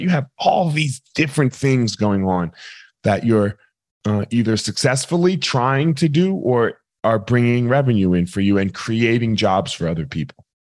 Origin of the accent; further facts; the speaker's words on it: New Jersey, United States; We grew up in Jersey